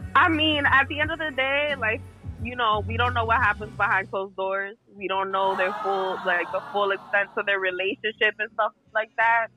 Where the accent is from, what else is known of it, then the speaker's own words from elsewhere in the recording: Boston, Massachusetts, United States; moved away as an adult; also born or lived in New York; I'm home in Boston